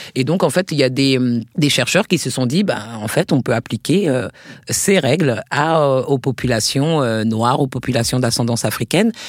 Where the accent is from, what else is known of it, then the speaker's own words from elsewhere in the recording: Paris, Île-de-France, France; moved away as an adult; also born or lived in New York, United States; j'avais grandi en France, je suis née à Paris